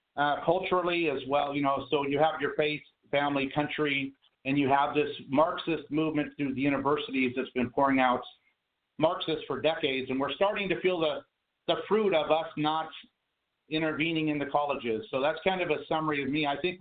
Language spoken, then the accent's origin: English; Midwest, United States; moved away as an adult; now in California, United States; I'm a guy from the Midwest, ended up in the Marine Corps, Desert Storm years.